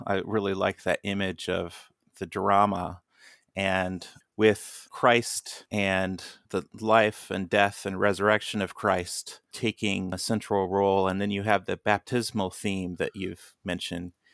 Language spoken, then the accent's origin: English; Kansas, United States; now in Michigan, United States; growing up in Kansas